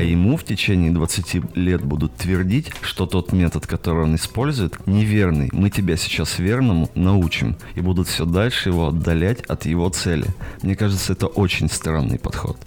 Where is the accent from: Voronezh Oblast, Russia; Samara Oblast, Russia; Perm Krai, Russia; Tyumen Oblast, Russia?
Perm Krai, Russia; a small town in the south of; now in Perm, Russia; живу сейчас в Перми, вообще из еще более маленького города на юге Пермского края